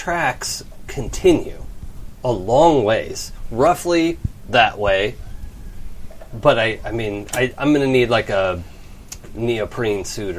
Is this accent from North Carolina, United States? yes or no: no; Seattle, Washington, United States; moved away; also born or lived in St. Louis; I grew up in Seattle.